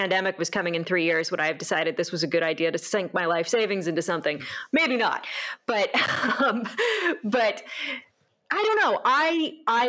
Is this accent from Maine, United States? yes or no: no; Santa Rosa, California, United States; my hometown, which is always in Santa Rosa, California, and around Sonoma County